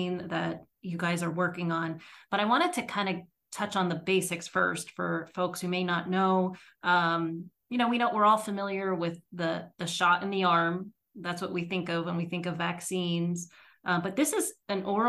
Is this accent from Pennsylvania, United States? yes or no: yes; Scranton, Pennsylvania, United States; I grew up near Scranton, like a little, well, Wilkes-Barre, Scranton area